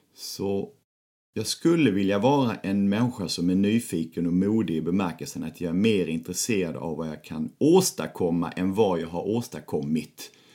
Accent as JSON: {"language": "Swedish", "town": "Lund", "region": "Skåne", "country": "Sweden", "tie": "born or raised there", "said": "jag kommer från Lund"}